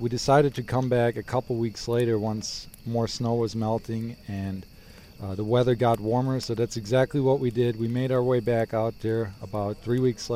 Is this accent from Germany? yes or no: yes; Germany; also born or lived in Wisconsin, United States; now in Bozeman, United States; I am originally from Germany, moved to Wisconsin, now living in Bozeman, Montana.